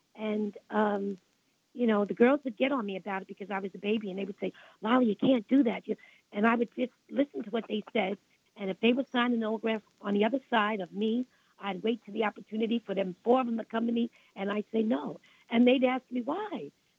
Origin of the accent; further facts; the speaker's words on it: Brooklyn, New York, United States; I came from Brooklyn, and I was devastated as a child.